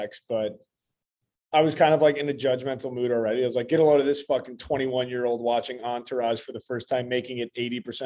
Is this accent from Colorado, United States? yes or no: yes; Wheat Ridge, Colorado, United States; in bumfuck Wheat Ridge, Colorado, very diverse place